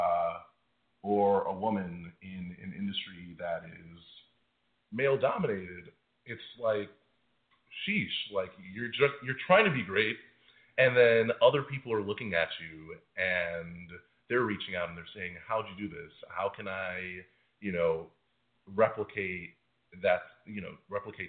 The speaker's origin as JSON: {"language": "English", "town": "New York City", "region": "New York", "country": "United States", "said": "I'm from New York. I'm involved with the two advertising high schools, with college kids, you know, in the local area. You know, I am a local product"}